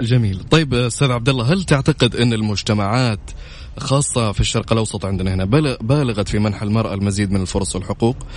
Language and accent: Arabic; Saudi Arabia; عندنا في السعودية